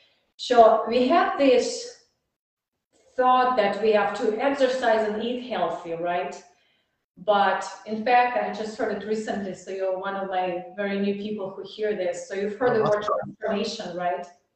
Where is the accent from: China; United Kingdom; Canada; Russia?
Russia; English is a second language; moved away as an adult; now in Dallas, United States; I'm in Dallas, it's warm, and I'm from Russia, it's cold